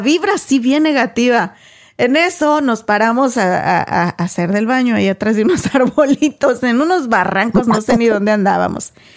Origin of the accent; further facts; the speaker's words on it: Mexico; first language Spanish; yo bien mexican